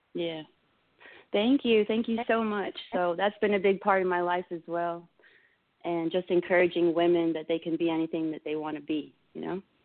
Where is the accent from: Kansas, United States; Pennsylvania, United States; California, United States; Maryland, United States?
Maryland, United States; moved away as an adult; also born or lived in Florida; I was born in Florida. I was raised in Maryland